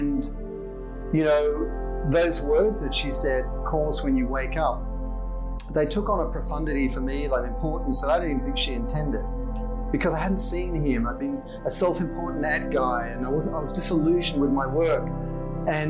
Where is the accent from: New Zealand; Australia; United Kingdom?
Australia; Sydney, New South Wales; accent: Aussie; moved away as an adult; now in Los Angeles, United States; I grew up in Sydney and spent my whole life there until I was about 26, and I've been in LA now for over 20 years